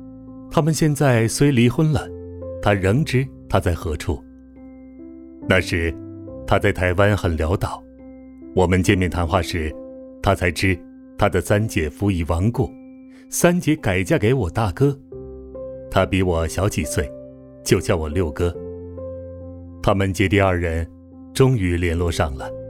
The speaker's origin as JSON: {"language": "Chinese", "region": "Tianjin", "country": "China", "tie": "born or raised there", "said": "到了天津，有很多人来见我。天津是我的老家，我的目的就是要向他们传福音。"}